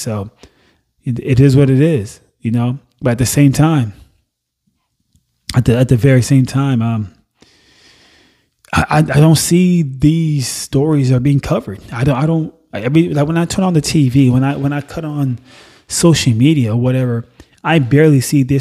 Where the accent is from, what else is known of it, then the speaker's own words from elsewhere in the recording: Nassau, Bahamas; also born or lived in Haiti (parents); now in United States; I wasn't born in the U.S. Mm-mm. I was born in Nassau, Bahamas.